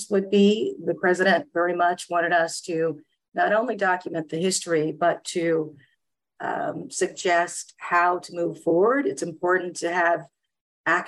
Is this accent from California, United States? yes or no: no; Edgefield, South Carolina, United States; I was actually born in small town Edgefield, South Carolina